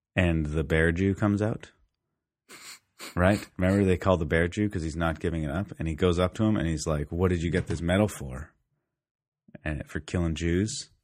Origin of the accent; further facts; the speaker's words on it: Canada